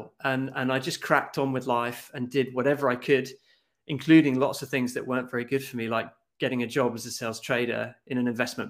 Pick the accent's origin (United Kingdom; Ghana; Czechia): United Kingdom; Scotland; moved away as an adult; now in Norway; I come from Scotland. I've been living in Norway for the last 17 years